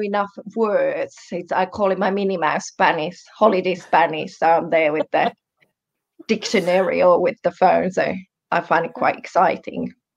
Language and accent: English; Finland; first language Finnish; English is a second language; also born or lived in Germany; I'm Finnish, um, born in Germany, and yes, European.